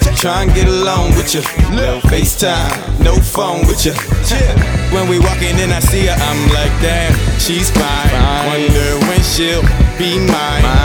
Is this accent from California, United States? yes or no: no; Plainfield, New Jersey, United States; I hail from Plainfield, New Jersey